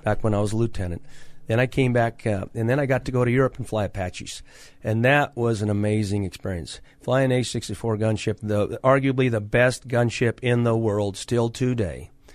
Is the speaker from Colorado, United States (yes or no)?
yes; Akron, Colorado, United States; I come from Akron, Colorado, Washington County. I'm a third generation cattle rancher